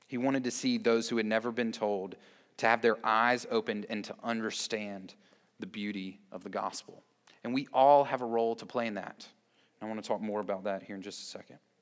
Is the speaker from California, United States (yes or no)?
no; Columbia, South Carolina, United States; now in Greer, United States; I grew up in Columbia